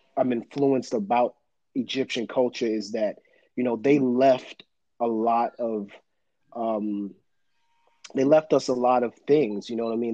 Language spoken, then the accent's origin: English; New York City, New York, United States; growing up in Brooklyn, you know what I mean. In the the '80s and '90s was you know a really you know it was hard to grow up in in, in New York and Brooklyn